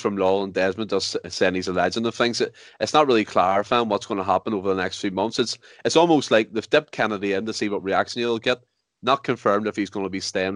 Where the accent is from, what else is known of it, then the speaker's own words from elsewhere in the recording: Ireland; as an Irish man myself